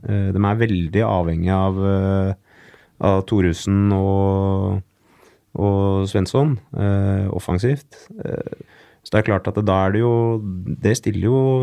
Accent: Oslo, Norway; Så jeg er jo født og oppvokst på Manglerud

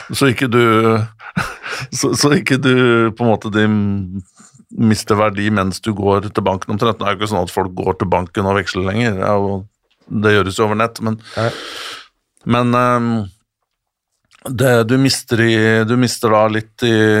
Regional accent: Norway; som nordmann

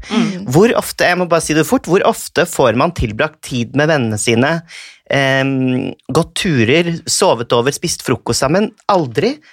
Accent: Bygdøy, Oslo, Norway; Jeg er fra Bygdøy, vet du.

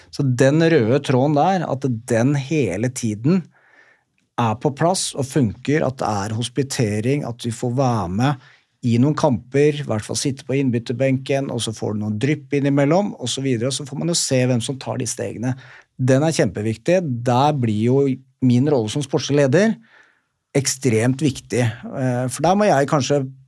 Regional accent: Oslo, Norway; jeg kom fra Bjølsen skole

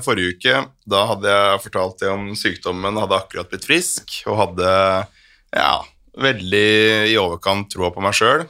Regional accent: Flå, Buskerud, Norway; now in Oslo, Norway; jeg er jo fra Flå

